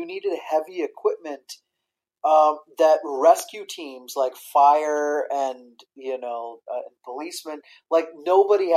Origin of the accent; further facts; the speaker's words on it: Iowa, United States; Growing up in Iowa